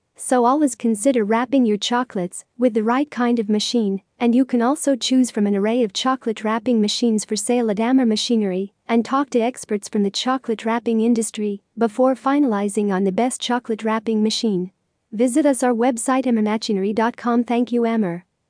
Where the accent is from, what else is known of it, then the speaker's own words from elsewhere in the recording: Lebanon; from Lebanon.